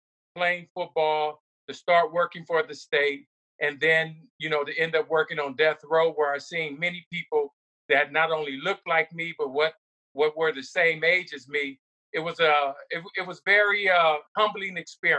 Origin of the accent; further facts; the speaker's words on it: Pomona, California, United States; also born or lived in Los Angeles, California; I was raised in Pomona, California, always repping the P. Pomona stands up South Side forever.